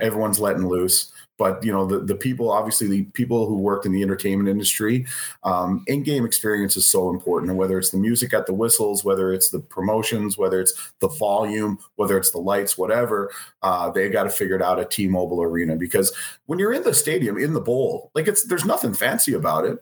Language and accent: English; Canada; we're Canadian